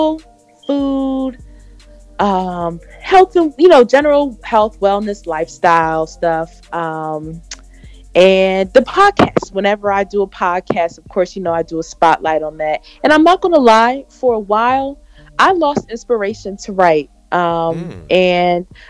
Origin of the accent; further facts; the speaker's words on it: Philadelphia, Pennsylvania, United States; also born or lived in Delaware; I currently live in Philadelphia. I'm from Philly